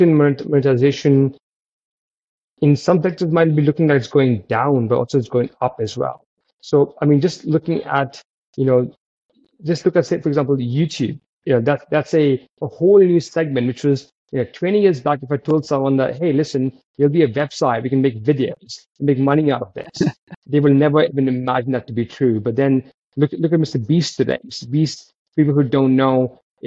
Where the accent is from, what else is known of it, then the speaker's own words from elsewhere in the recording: United Kingdom; as British founders and as Commonwealth founders